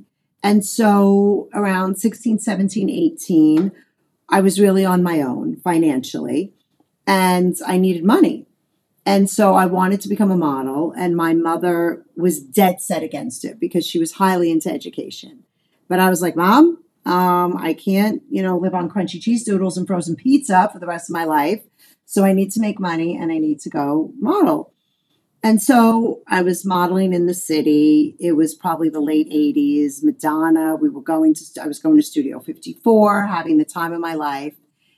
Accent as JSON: {"language": "English", "town": "New York City", "region": "New York", "country": "United States", "tie": "born or raised there", "also_born_or_lived": "England", "said": "I was actually born in England, but my parents brought me over back to the States as a baby. And I grew up in Brooklyn, and my parents got divorced when I was very young. So when I was about 5 or 6, and so I was raised by a single mother in Brooklyn in the 70s"}